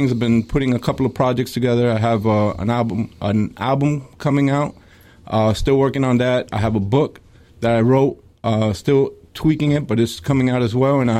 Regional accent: New York, United States; born there; Well, I was born in New York.

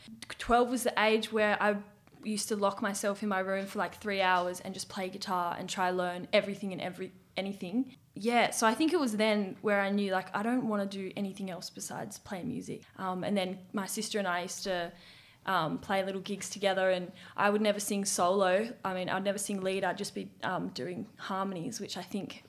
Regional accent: Denmark, Western Australia, Australia; now in Perth, Australia; I grew up down south in Denmark, WA, a small coastal town 5 hours south of Perth.

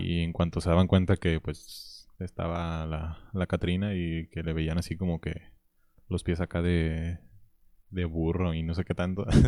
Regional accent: Tlaquepaque, Jalisco, Mexico; somos aquí originarios de Tlaquepaque

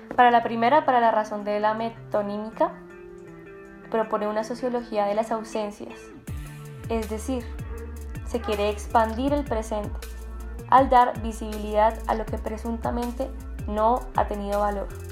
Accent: Colombia; como colombianos

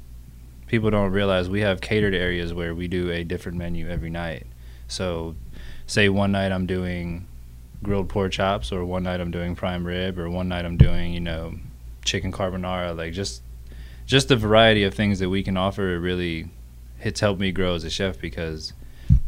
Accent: Pensacola, Florida, United States; also born or lived in New York / South Carolina; this is my hometown

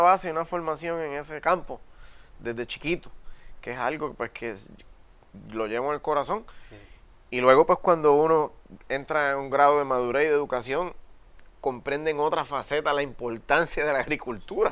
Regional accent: San Sebastián, Puerto Rico; yo vengo del municipio de San Sebastián, que es un municipio agrícola, y para el tiempo que yo me crié cuando chamaquito, pues esa era la industria número uno allí y, yo me crié dentro de un cafetal

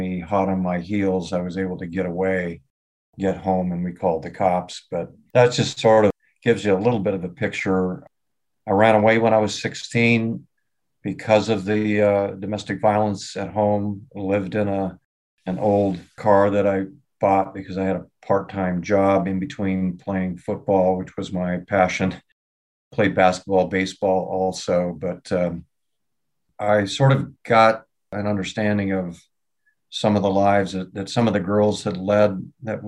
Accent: southeast of Seattle, Washington, United States; also born or lived in Detroit Lakes, Minnesota; I grew up in a family eventually of seven children, and obviously steel worker, blue collar neighborhood, southeast of Seattle, pretty tough neighborhood

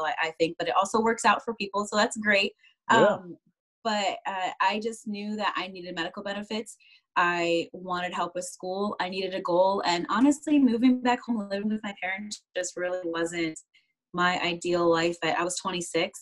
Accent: Cleveland, Ohio, United States; moved away as an adult; also born or lived in Alaska; I am originally from Cleveland, Ohio. So I was born and raised in the same house until about 2008, and I moved to Alaska

